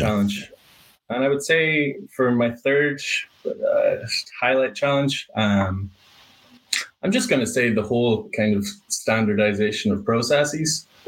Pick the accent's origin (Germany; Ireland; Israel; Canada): Ireland; moved away as an adult; now in Boston, United States; Moved to Ireland at age five